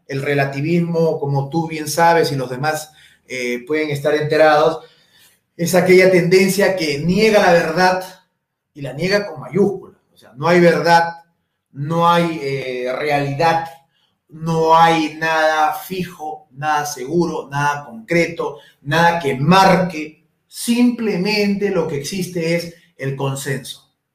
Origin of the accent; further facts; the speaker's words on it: Huacho, Lima, Peru; Yo soy de Guacho esto, esto lo viví desde muy pequeño.